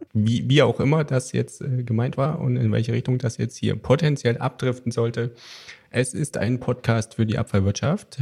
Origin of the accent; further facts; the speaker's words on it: Thuringia, Germany; Ich komme aus den sogenannten neuen Bundesländern, die ja mittlerweile gar nicht mehr so neu sind. Aus Thüringen, um genau zu sein.